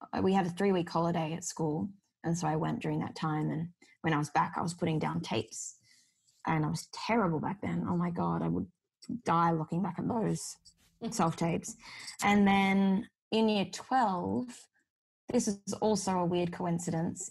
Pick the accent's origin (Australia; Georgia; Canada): Australia; Sydney, New South Wales; I've grown up in Sydney. This is my hometown